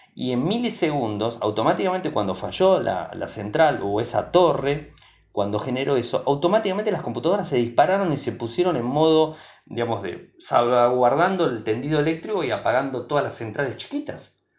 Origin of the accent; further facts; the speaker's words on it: Argentina; mi país